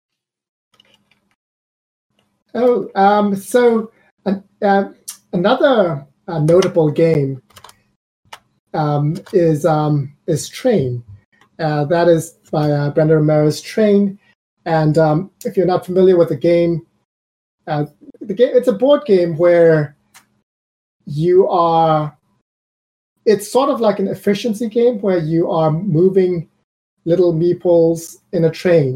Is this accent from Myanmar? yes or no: yes; Myanmar; I'm from Burma, and I grew up in a time where there was a lot of civil unrest.